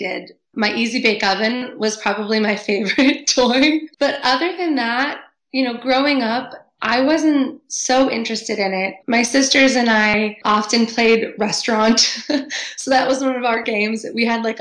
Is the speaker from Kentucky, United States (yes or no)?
no; Cape Cod, Massachusetts, United States; growing up on Cape Cod